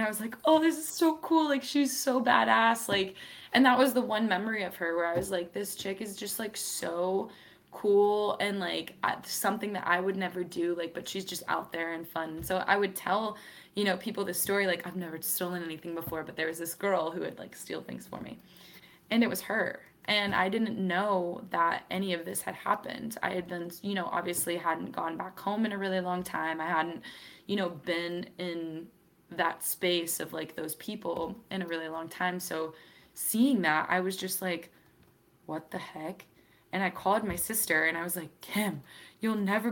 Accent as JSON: {"language": "English", "town": "Wellsboro", "region": "Pennsylvania", "country": "United States", "tie": "born or raised there", "also_born_or_lived": "Seattle, Washington / Virginia", "moved": "yes", "said": "that's where I did like all of my middle school, high schooling, all of that stuff. So I usually say I'm from Pennsylvania, but we lived in a very small town called Wellsboro, Pennsylvania"}